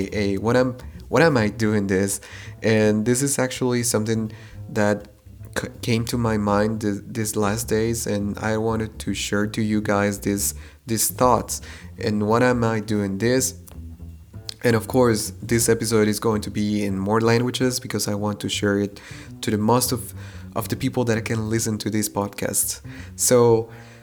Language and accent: English; Quetzaltenango, Guatemala; moved away as an adult; now in Germany; I come from Guatemala, specifically from Xela.